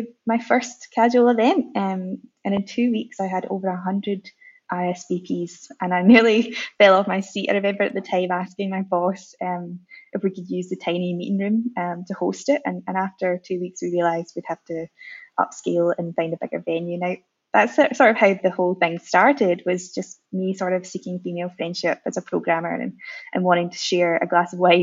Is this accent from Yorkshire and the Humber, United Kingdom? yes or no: no; Scotland, United Kingdom; moved away as an adult; now in Melbourne, Australia; I'm originally from Scotland